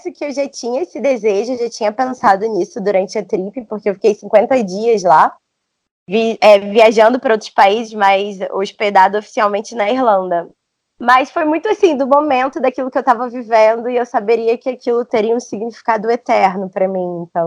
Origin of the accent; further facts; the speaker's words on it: Rio de Janeiro, Brazil; eu sou carioca.